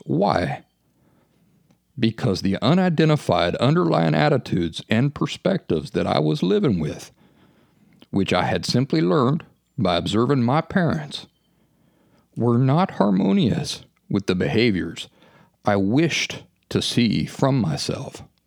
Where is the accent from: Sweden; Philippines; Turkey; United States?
United States; Appalachia; When I was a kid growing up in the Appalachian woods